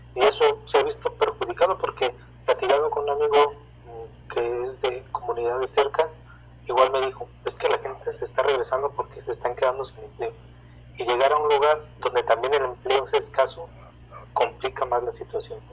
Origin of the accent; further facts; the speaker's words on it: State of Mexico, Mexico; soy de aquí del Estado de México